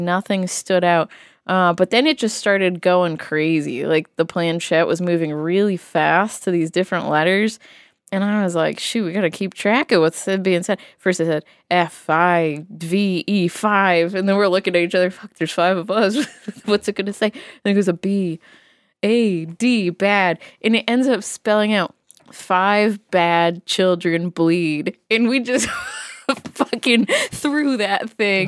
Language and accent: English; Massachusetts, United States; growing up in Massachusetts